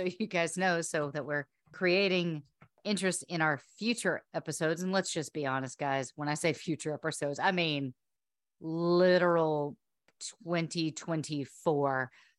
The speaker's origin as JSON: {"language": "English", "town": "Chester", "region": "South Carolina", "country": "United States", "tie": "born or raised there", "also_born_or_lived": "Slidell, Louisiana", "moved": "as an adult", "said": "Well, I've been here longer than any other state that I've ever lived in. South Carolina was 18 years. I've been here for 20."}